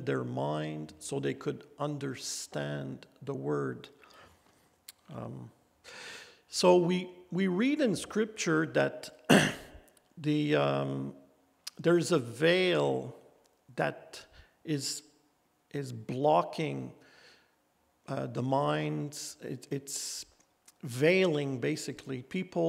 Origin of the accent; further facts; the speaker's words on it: Gatineau, Quebec, Canada; when I was in CJEP in my hometown, Gatineau